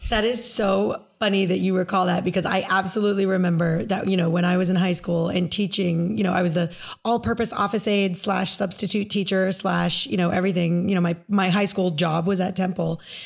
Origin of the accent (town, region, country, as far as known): United States